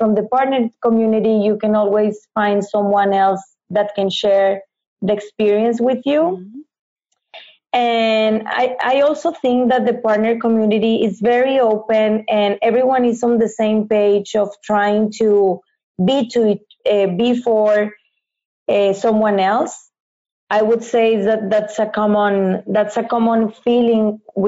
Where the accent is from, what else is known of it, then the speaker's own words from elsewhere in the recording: Mexico; moved away as an adult; now in Fontainebleau, France; I'm from Mexico